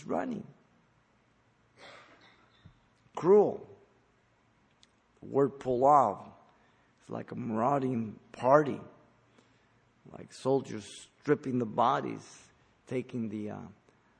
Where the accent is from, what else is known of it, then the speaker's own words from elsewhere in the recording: Mexico City, Mexico; moved away; I was born in Mexico City